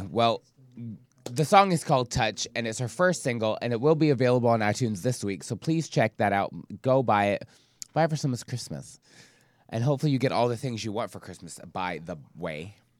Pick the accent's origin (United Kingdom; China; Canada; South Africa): United Kingdom; Scotland; moved away; since I grew up in the U K, I grew up in Scotland